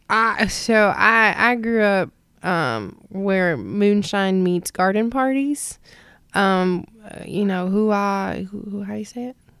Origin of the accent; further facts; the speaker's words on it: North Carolina, United States; moved away as an adult; also born or lived in Hilo, Hawaii; now in San Antonio, United States; I grew up in North Carolina till I was eighteen